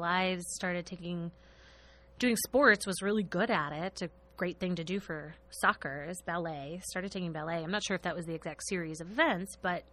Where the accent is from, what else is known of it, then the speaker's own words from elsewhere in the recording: South Bend, Indiana, United States; moved away as an adult; now in Chicago, United States; I grew up in South Bend and with the Irish side of the family